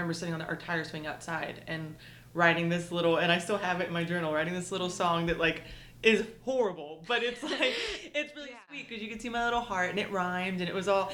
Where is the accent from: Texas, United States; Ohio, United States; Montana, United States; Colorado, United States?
Texas, United States; East; also born or lived in Murfreesboro, Tennessee; now in Nashville area, United States; I grew up in East Texas